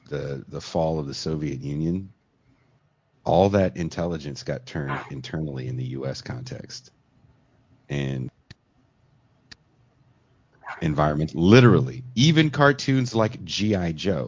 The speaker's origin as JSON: {"language": "English", "country": "United Kingdom", "said": "I know I'm British, but I'm just going to sound like"}